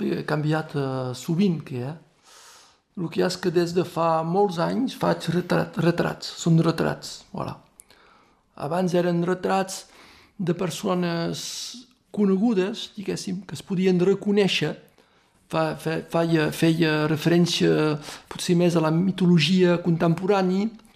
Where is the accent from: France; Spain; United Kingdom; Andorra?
France; Torreilles, Occitania; Jo som de Torinyà